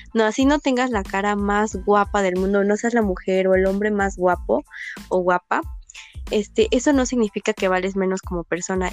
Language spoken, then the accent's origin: Spanish; Pachuca, Hidalgo, Mexico; yo soy de Pachuca